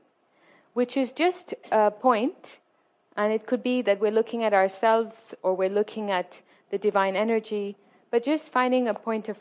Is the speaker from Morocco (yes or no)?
yes; Morocco; moved away; I'm originally from Morocco